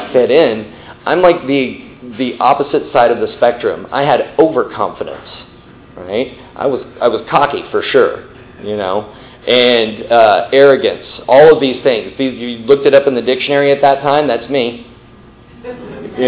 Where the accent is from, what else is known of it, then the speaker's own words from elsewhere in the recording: Midland, Texas, United States; also born or lived in New York; now in Dallas, United States; I grew up in Midland, Texas. right? Way West Texas